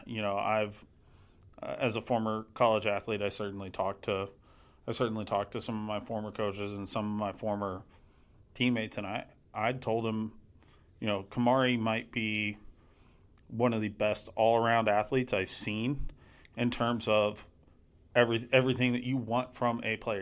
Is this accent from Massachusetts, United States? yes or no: no; Crosby, Texas, United States; my hometown of Crosby, my senior year